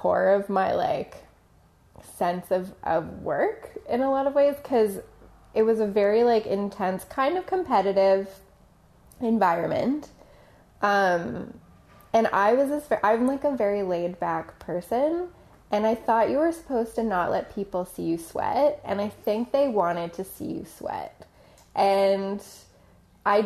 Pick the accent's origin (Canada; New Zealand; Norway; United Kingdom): Canada; Toronto, Ontario; I grew up in Toronto